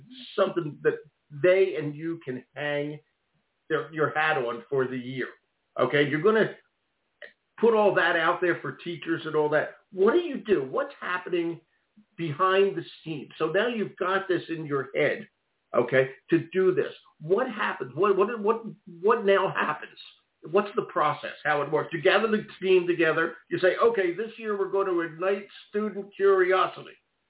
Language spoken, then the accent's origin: English; Philadelphia, Pennsylvania, United States; As you know, I grew up in West Philadelphia, all right?